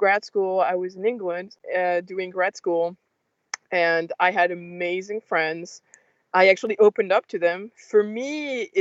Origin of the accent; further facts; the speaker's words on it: France; I grew up in France